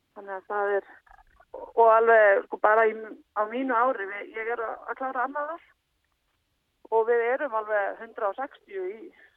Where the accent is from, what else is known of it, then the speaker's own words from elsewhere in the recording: Jökulsárhlíð, Eastern Region, Iceland; ég er upp alveg í Jökulsálliðinni